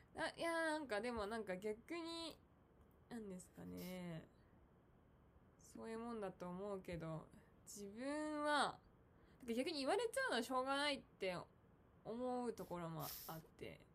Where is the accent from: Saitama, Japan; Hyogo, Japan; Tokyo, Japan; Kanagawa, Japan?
Tokyo, Japan; moved away as an adult; also born or lived in Tottori Prefecture; now in Tottori, Japan; 私は、あの、東京出身なんですけど、うん今仕事の関係で、あの、鳥取県に、あの、去年から住んでます